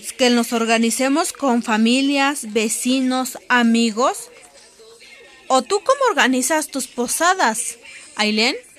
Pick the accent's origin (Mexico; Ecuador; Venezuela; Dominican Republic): Mexico; como Muchos mexicanos decimos aquí